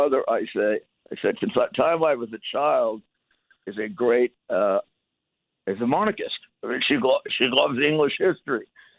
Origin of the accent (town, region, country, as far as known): United States